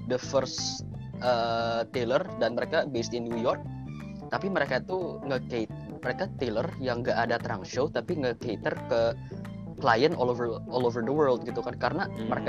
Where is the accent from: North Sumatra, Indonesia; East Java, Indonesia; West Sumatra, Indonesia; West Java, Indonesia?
West Java, Indonesia; gue orang Sunda kan jadi ada tradisional baju Sunda gitu